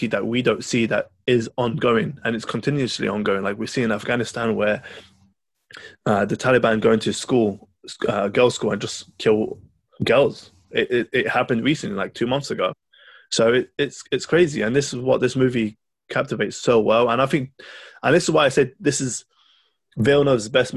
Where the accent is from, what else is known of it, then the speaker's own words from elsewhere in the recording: Lebanon; I'm from Lebanon